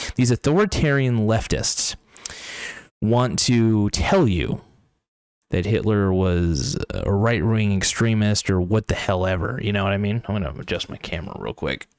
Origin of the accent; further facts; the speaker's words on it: United States; I'm an American, I'm an America f-, first kind of guy